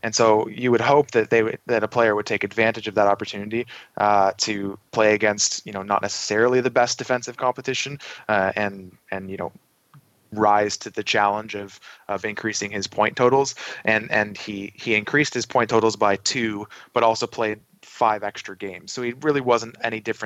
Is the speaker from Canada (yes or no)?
yes; outside of Toronto, Ontario, Canada; I grew up shortly outside of Toronto